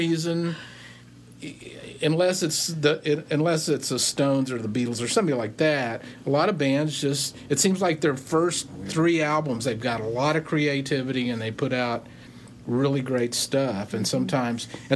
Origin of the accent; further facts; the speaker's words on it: Texas, United States; moved away; I'm from Texas